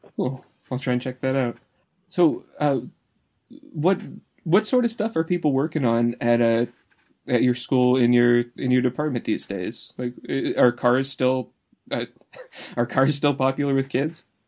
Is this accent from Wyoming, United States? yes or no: no; California, United States; I was born here in California